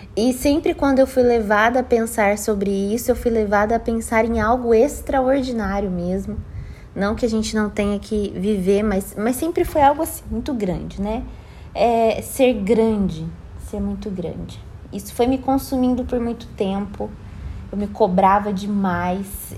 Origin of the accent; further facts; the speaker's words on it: Brazil; moved away as an adult; sair da minha cidade natal